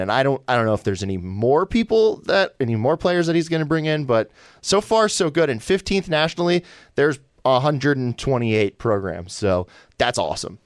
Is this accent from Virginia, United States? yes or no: yes; near Virginia Tech, United States; moved away; I grew up near Virginia Tech